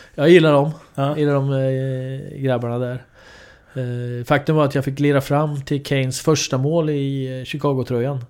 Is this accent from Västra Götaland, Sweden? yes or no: no; Linköping, Östergötland, Sweden; för mig då som är uppvuxen i Linköping